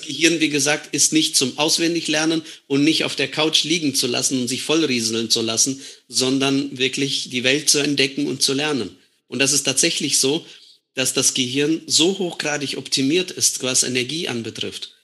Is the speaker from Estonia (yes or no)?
yes; Estonia; moved away as an adult; now in Germany; Wir als Deutschstämmige